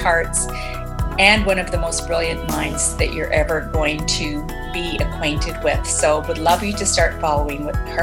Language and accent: English; Edmonton, Alberta, Canada; Edmonton, which is my hometown, Edmonton, Canada